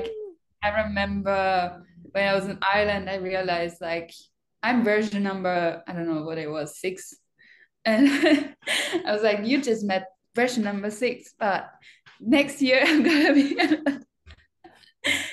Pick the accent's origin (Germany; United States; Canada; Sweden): Germany; English is a second language; moved away as an adult; now in Australia; I'm from Germany